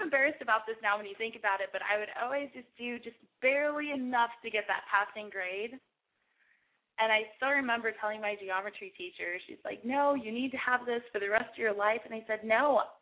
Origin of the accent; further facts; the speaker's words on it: Aransas Pass, Texas, United States; I was born in Aransas Pass, Texas